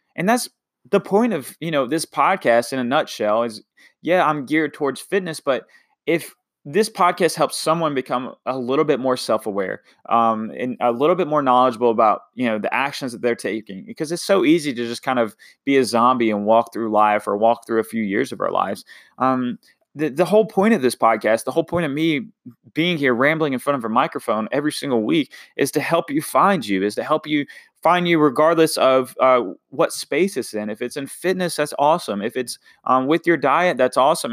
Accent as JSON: {"language": "English", "town": "Washington", "region": "North Carolina", "country": "United States", "moved": "yes", "said": "I'm from a little town called Washington, North Carolina"}